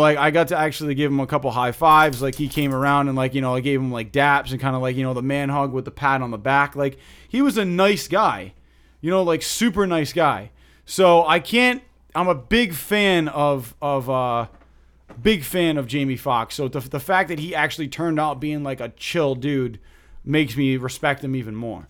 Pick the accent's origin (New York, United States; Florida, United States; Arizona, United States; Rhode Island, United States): Rhode Island, United States; we're from Rhode Island